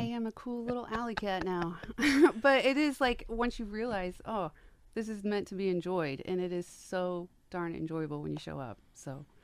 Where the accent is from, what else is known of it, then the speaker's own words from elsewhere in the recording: Wabash, Indiana, United States; now in Fort Wayne, United States; I grew up in Wabash, Indiana